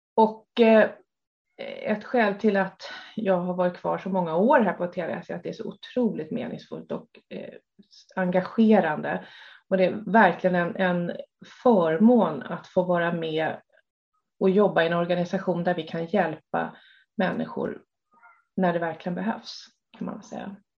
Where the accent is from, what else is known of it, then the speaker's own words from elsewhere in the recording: Stockholm, Stockholm County, Sweden; Jag är uppväxt i Stockholm